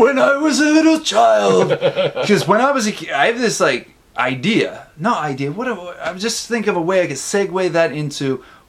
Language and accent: English; Canada; now in Tokyo, Japan; when I came to Japan, there's a lot more ghosts in Japan, in Tokyo, rather, than my hometown. My hometown, there were a few, and in Tokyo, there are a lot.